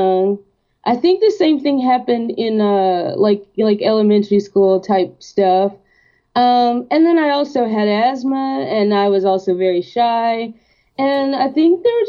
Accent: Athens, Georgia, United States; my hometown in Athens

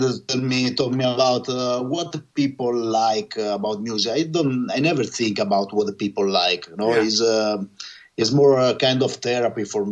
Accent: Senigallia, Marche, Italy; English is a second language; my hometown, Senigallia

